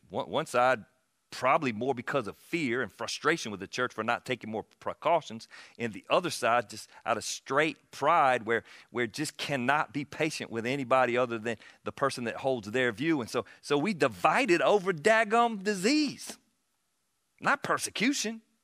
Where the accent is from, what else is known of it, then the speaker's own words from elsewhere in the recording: South Carolina, United States; moved away; I was from South Carolina.